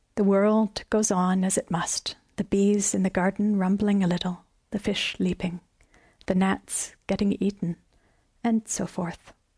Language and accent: English; Canada; as a Canadian